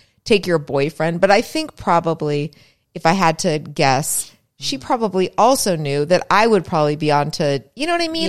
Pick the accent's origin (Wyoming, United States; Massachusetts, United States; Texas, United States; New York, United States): Massachusetts, United States; Springfield; moved away; I was in Springfield, Mass at this time.